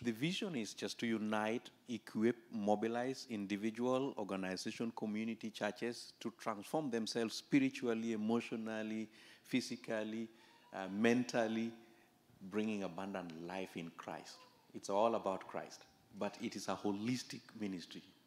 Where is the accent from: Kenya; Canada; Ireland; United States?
Kenya; I was born in Kenya, just the border between Kenya and Uganda.